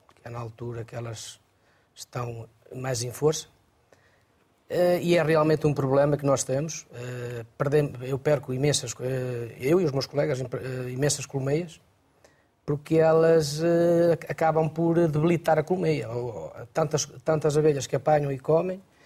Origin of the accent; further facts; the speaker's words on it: Arouca, Aveiro District, Portugal; eu sou da região da Arouca